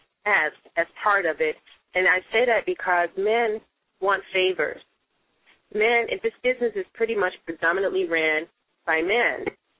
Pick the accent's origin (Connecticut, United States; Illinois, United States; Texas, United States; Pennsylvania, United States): Illinois, United States; Chicago; also born or lived in Mississippi; I did grow up in Chicago